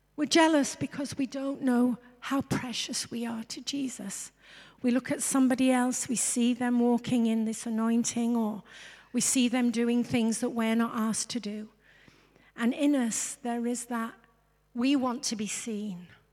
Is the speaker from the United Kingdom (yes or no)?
yes; England, United Kingdom; I'm English.